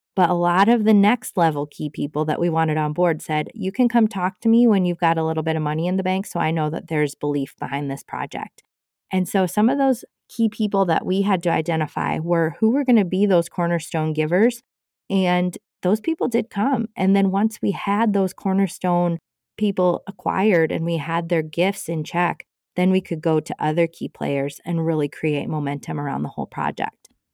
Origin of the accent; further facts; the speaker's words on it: Cascade, United States; my hometown of Cascade